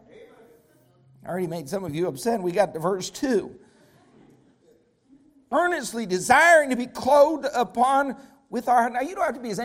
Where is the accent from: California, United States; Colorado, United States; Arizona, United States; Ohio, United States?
Colorado, United States; I grew up in Colorado